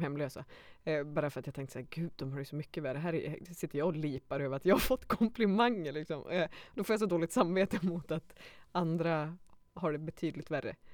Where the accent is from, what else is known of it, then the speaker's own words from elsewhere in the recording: Skellefteå, Västerbotten County, Sweden; jag var från Skellefteå